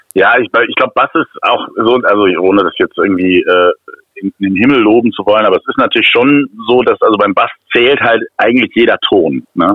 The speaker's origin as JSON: {"language": "German", "town": "Bochum", "region": "North Rhine-Westphalia", "country": "Germany", "tie": "born or raised there", "moved": "yes", "lives_now": "Cologne, Germany", "said": "aus, aus Köln, also gebürtig aus Bochum, mittlerweile seit vielen Jahren Wahlkölner"}